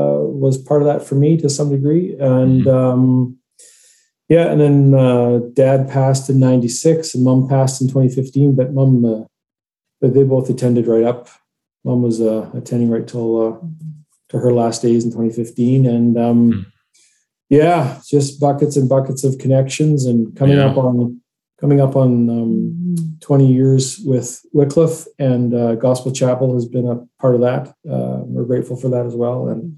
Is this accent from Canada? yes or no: yes; Grand Forks, British Columbia, Canada; moved away as an adult; also born or lived in New Westminster, British Columbia / Burnaby, British Columbia / Alberta; So I sort of grew up half New West Burnaby and sort of half Grand Forks by the time I completed high school and moved to Alberta.